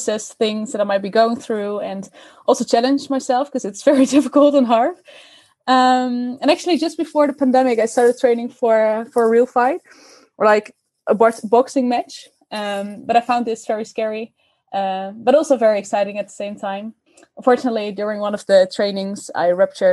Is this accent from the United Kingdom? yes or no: no; Oosterbeek, Gelderland, Netherlands; I grew up in Oosterbeek, which is a small village close to Arnhem